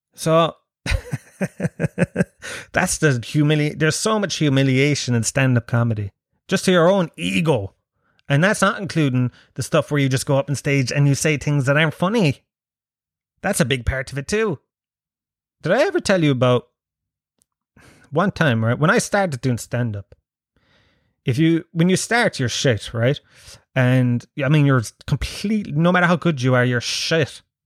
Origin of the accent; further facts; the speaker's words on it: Ireland; as an Irish person